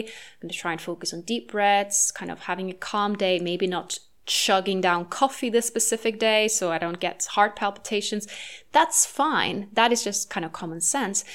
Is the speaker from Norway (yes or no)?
yes; Norway; moved away; my home country of Norway